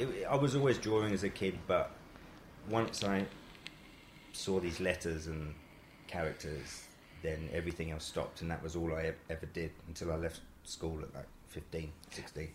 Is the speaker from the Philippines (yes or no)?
no; London, United Kingdom; I'm from uh, Wembley, Wembley. Sudbury.